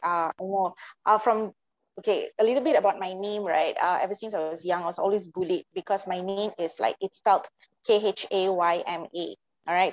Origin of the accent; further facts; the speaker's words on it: Malaysia; I'm Malaysian